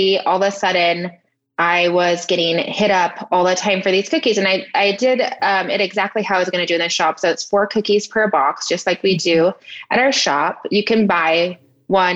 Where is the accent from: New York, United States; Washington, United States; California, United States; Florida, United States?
California, United States; Redlands; I'm from Redlands, California. And that's where I currently live right now. It's my hometown.